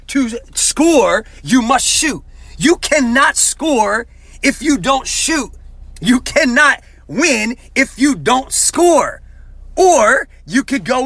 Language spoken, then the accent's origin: English; New Jersey, United States; moved away as an adult; also born or lived in Tulsa, Oklahoma; growing up in Jersey, man, basketball was my sport